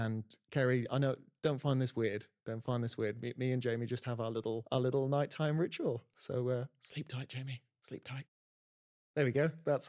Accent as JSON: {"language": "English", "town": "Birmingham", "region": "West Midlands", "country": "United Kingdom", "accent": "Brummie", "said": "Yeah, because I'm a Brummie."}